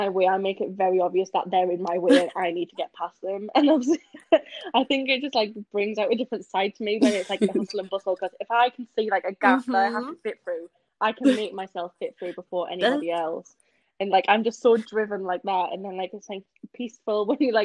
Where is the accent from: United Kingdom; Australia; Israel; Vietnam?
United Kingdom; Gateshead, North East England; I'm from, but I always say Newcastle, but it's Gateshead.